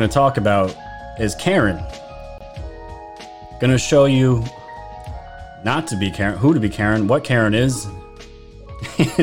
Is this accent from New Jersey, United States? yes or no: no; New York, United States; New York where I'm actually from